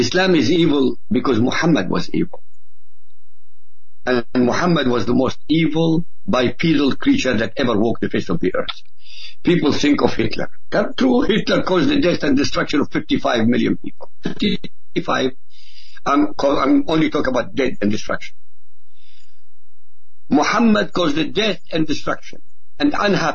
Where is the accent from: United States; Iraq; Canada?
Iraq; Baghdad, Baghdad Governorate; first language Arabic; English is a second language; moved away; also born or lived in Europe; Of course, I was born in Iraq. I was born in Baghdad, in fact, in the capital.